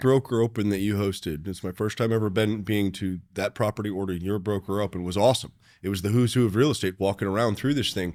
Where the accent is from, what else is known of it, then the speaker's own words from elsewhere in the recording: Tucson, Arizona, United States; now in Chicago, United States; I'm from Tucson